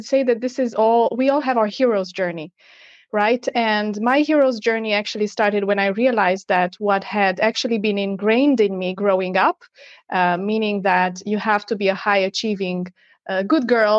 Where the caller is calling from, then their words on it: Portugal; And yes, I'm tuning in from Portugal.